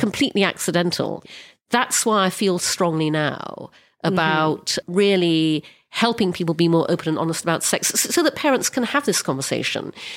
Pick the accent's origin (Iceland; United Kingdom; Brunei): Brunei; I grew up in Brunei, which is an Orthodox Muslim country